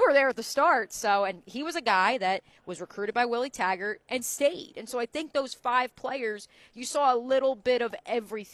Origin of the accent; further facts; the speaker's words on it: Freehold, New Jersey, United States; moved away; also born or lived in Iowa; I'm from Freehold.